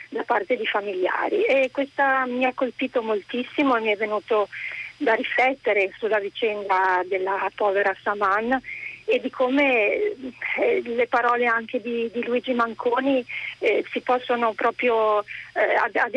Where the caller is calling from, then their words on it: Bergamo, Lombardy, Italy; telefono da Bergamo